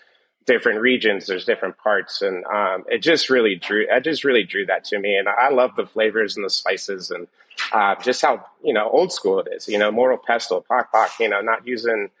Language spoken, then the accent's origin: English; New York, United States; I was from New York